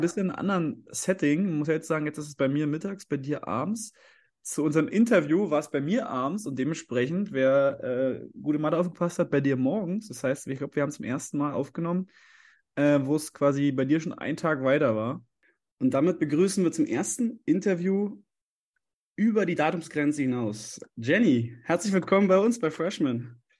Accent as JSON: {"language": "German", "town": "Leipzig", "region": "Saxony", "country": "Germany", "said": "als Leipziger"}